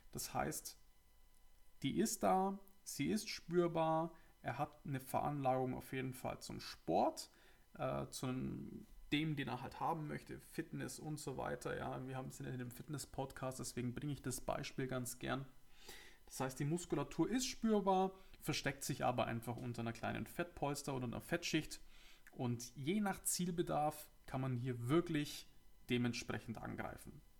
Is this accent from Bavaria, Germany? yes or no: yes; Augsburg, Bavaria, Germany; Ja, ich komme ja aus Augsburg, aus dem schönen Bayern. Und äh, vielleicht hört man es ja.